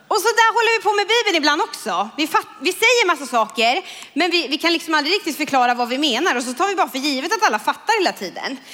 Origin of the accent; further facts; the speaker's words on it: Kumla, Örebro County, Sweden; jag kommer från Kumla